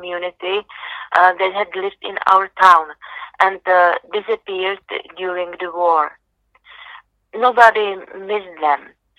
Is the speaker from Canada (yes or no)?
no; Czechia; born or raised there